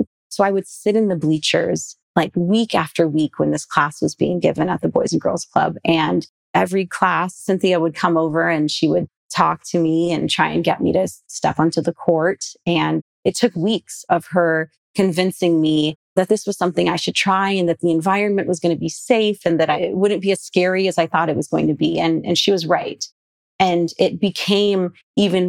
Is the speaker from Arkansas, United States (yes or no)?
no; California, United States; growing up in California